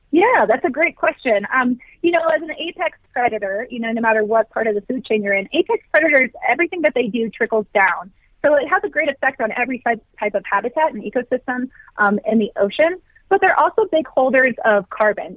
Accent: Virginia, United States; now in Colorado, United States; I did grow up on the East Coast. So I grew up in Virginia

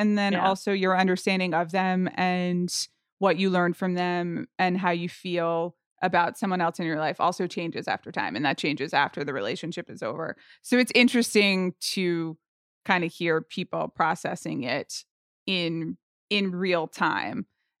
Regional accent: Atlanta, Georgia, United States; I grew up in Atlanta, Georgia, and had a real connection to the …' early albums when I was

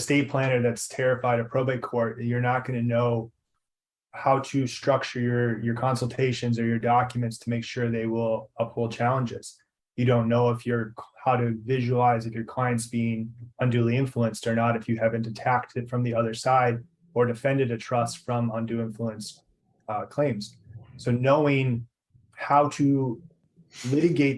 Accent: Minneapolis, Minnesota, United States; moved away as an adult; also born or lived in California; now in San Diego, United States; I'm originally from Minnesota. Grew up in the Twin Cities area

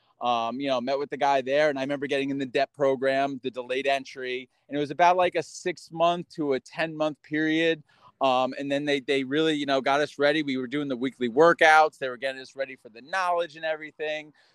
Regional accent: Mahwah, New Jersey, United States; moved away as an adult; now in New York State, United States; I grew up in Mahwah

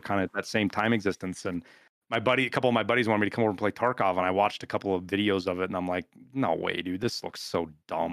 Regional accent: Butte, Montana, United States; moved away; also born or lived in Birmingham, Alabama; I grew up in Butte, Montana

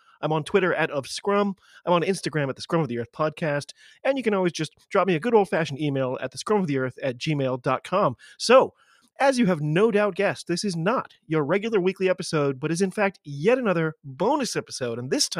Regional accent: United States; I'm an American rugby fan who follows the game wherever I can find it, all over the globe.

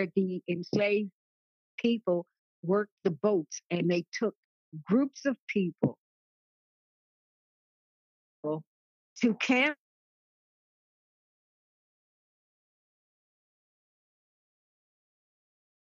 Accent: Canada; I'm Canadian

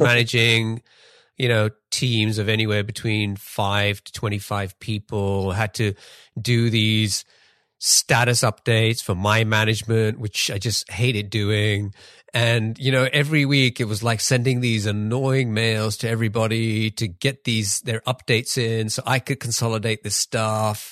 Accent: England, United Kingdom; moved away; I grew up in England

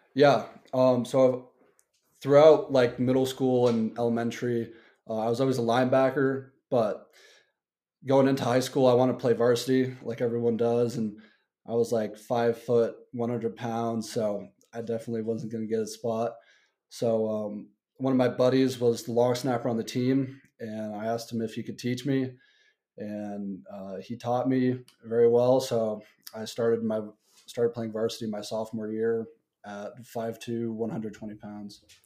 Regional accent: Denver, Colorado, United States; I'm from Denver, Colorado, and I went to Cherry Creek High School

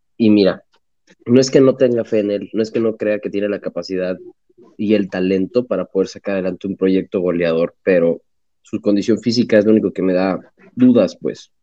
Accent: Mexico; soy mexicano

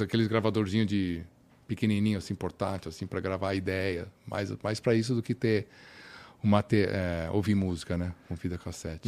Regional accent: Brazil; moved away as an adult; also born or lived in United States; now in Finland; eu crescendo no Brasil

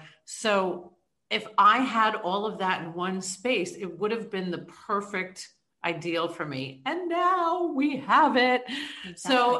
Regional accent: New York, United States; now in Tampa, United States; I'm from New York, moved here 17 years ago

